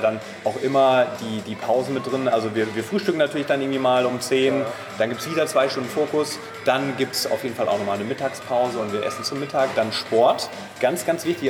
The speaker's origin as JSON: {"language": "German", "area": "Main-Taunus-Kreis, near Frankfurt am Main", "region": "Hesse", "country": "Germany", "moved": "yes", "said": "wir kommen aus der Nähe von Frankfurt am Main, aus dem Main-Taunus-Kreis"}